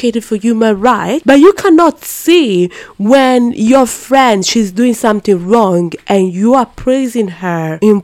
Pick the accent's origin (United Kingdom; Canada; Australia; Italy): Italy; Brescia, Lombardy; English is a second language; moved away; I'm from Brescia and it's in the Lombardia region